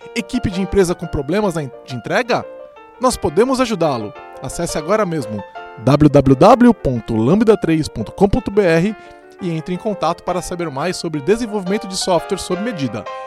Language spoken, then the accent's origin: Portuguese; Presidente Prudente, São Paulo, Brazil; moved away as an adult; now in São Paulo, Brazil; vim de Presidente Prudente, interior de São Paulo